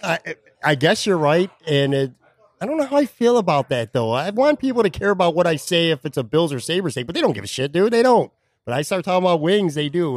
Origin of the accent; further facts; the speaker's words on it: Buffalo, New York, United States; now in Florida, United States; my hometown of Buffalo